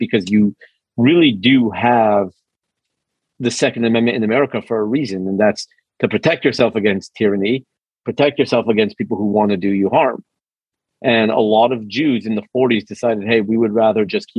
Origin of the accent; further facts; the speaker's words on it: Los Angeles, California, United States; now in Texas, United States; I'm from Los Angeles originally